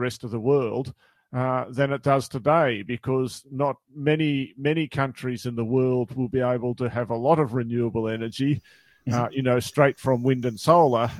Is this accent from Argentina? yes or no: no; Australia; as an Australian